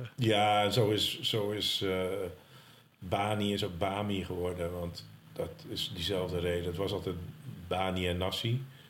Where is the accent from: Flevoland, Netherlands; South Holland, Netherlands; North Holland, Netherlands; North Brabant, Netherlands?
North Holland, Netherlands; Walingsdijk, between Ursem and De Goorn; Ik ben geboren op Walingsdijk 99